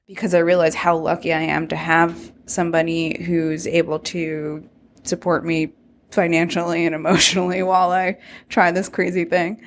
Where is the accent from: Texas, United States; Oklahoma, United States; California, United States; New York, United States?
New York, United States; So I'm from New York. After college, I moved back to Brooklyn